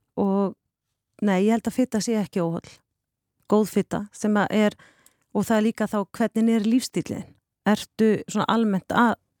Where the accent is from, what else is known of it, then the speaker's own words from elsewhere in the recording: Vopnafjörður, Eastern Region, Iceland; moved away as an adult; also born or lived in Denmark; ég kem tvítug frá Vopnafjörði